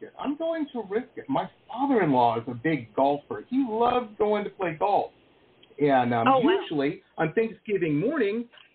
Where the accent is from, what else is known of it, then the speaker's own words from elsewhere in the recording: Detroit, Michigan, United States; Detroit, Metro Detroit